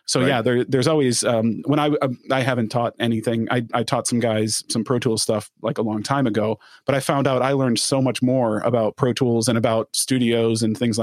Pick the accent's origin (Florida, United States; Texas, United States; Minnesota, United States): Minnesota, United States; when you're in Moorhead, Minnesota, which that's my home state.